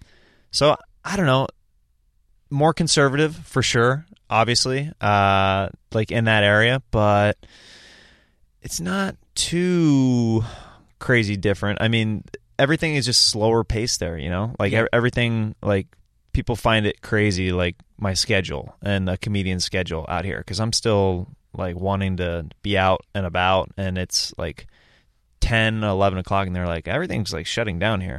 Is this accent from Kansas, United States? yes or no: yes; Kansas, United States; So it's very down-to-earth people, very nice, very... people can usually take a joke there pretty well. Sarcasm is very fun, like very well accepted in the Midwest.